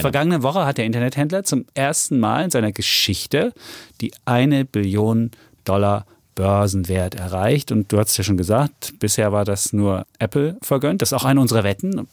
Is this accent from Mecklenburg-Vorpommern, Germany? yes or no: no; Saxony, Germany; Ich als Sachse